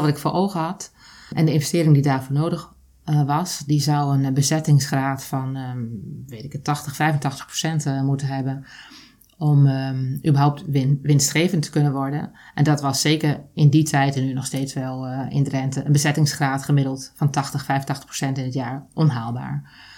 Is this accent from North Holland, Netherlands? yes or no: no; Drenthe, Netherlands; moved away; also born or lived in Zoeterwoude; dat kan ik alleen zijn in Drenthe, waar ik ben groot geworden, waar ik ben opgegroeid